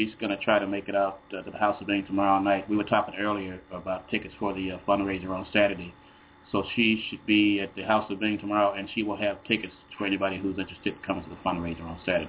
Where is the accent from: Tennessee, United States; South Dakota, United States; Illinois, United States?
Illinois, United States; Chicago; I'm from Chicago. I went to South Shore.